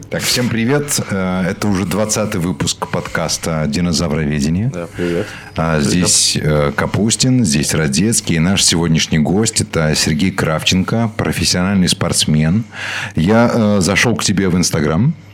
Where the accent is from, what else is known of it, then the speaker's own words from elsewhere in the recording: Dnipro, Dnipropetrovsk Oblast, Ukraine; moved away as an adult; now in Qatar; я родом из Днепропетровска.